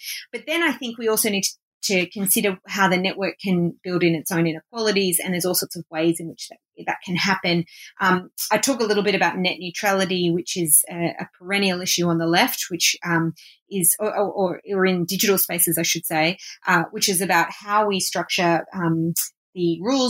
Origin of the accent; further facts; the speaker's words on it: Australia; I'm obviously Australian, so I've lived on Aboriginal land that was never ceded for most of my life.